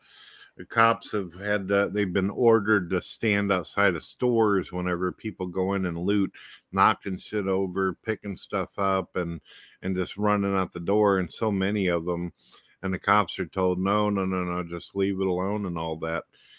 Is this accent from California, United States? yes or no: no; St. Louis, Missouri, United States; I came from St. Louis, Missouri, and that's like one of the murder capitals of the world.